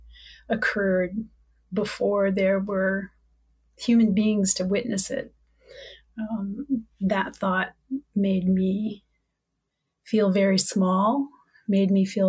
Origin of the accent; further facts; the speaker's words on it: Wichita, Kansas, United States; also born or lived in southern Minnesota; now in Minnesota, United States; I grew up in Wichita, and I always had this desire and love for the ocean. growing up in the middle of Kansas.